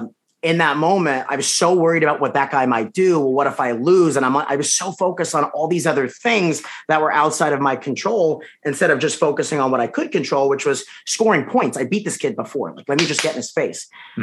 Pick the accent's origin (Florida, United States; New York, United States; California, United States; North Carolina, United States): New York, United States; Long Island; Me? Long Island.